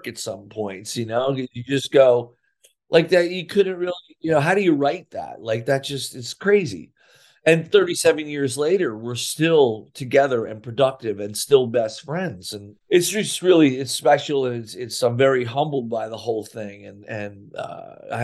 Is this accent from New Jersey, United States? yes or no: yes; Sayreville, New Jersey, United States; I couldn't get a job in my hometown of Sayreville